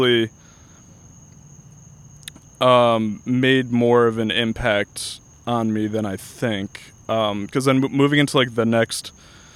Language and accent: English; Guilford, Connecticut, United States; now in Orlando, United States; I grew up in Connecticut. I grew up in a town called Guilford that is about 20 minutes outside of New Haven